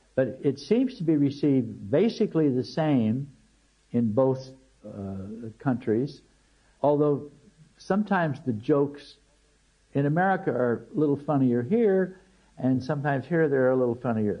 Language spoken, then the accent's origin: English; United States; as an American